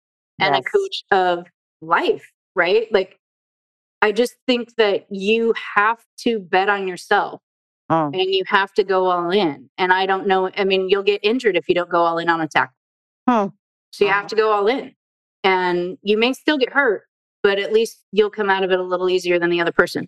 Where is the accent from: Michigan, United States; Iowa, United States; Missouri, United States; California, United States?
California, United States; Southern; Born and raised in Southern California